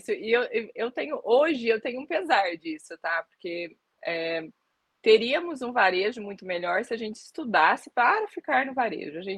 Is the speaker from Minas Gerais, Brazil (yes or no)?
no; São Paulo, Brazil; É, sou do interior de São Paulo e aí comecei a trabalhar em supermercado